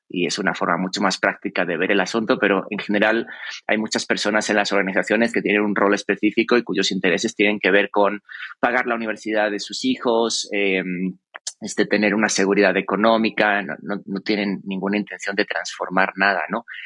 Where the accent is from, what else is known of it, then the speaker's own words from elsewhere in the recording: Cáceres, Extremadura, Spain; yo que soy de Cáceres, de Extremadura